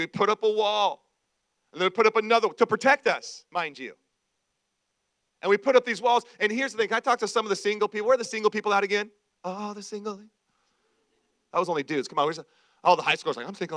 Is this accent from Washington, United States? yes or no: yes; Washington, United States; also born or lived in Idaho; when I was real young, we lived in uh, uh, Idaho, tons of trees. We moved from Idaho to Washington State to the great Northwest